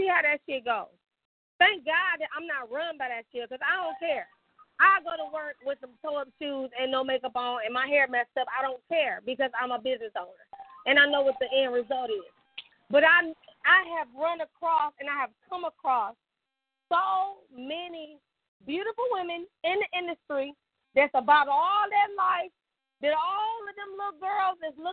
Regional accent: Detroit, Michigan, United States; now in Birmingham, United States; I'm from Detroit

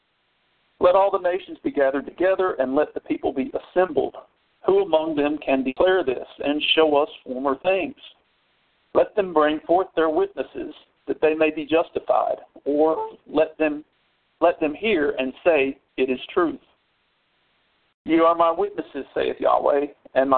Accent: the South, United States; I'm a Southerner

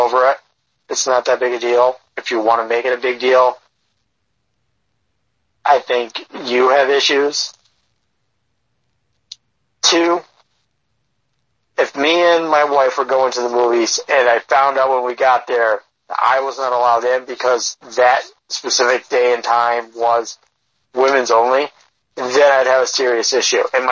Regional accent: New York, United States; I'm white, but because I'm from New York

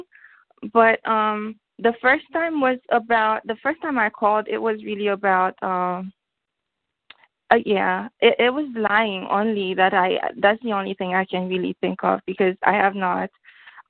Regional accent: Haiti; also born or lived in Central Florida; now in Florida, United States; I'm from Haiti.

